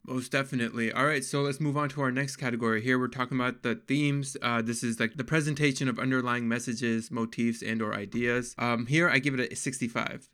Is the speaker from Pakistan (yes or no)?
yes; Pakistan; I'm actually Pakistani